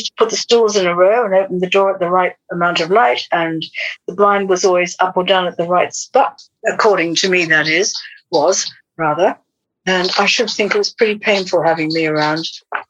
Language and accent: English; Australia; In Australia, but I never did grow up.